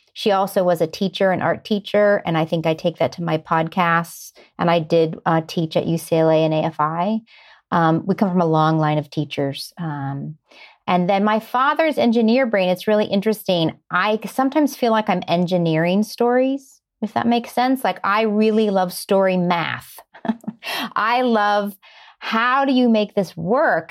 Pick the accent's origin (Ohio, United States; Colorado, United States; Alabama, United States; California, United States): Ohio, United States; Warren; now in Los Angeles, United States; I grew up in Ohio, like you said, a little town called Warren, which is about an hour south of Cleveland, right on the Pennsylvania border